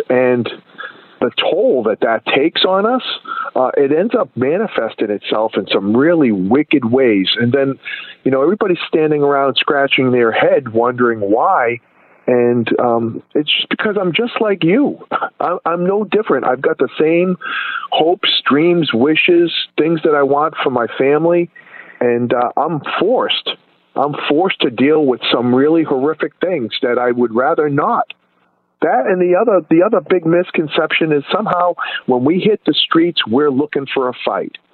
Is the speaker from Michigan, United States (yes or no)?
no; Boston, Massachusetts, United States; moved away; also born or lived in West Fort Lauderdale, Florida; I grew up in Boston, and I grew up in a neighborhood where really there was no race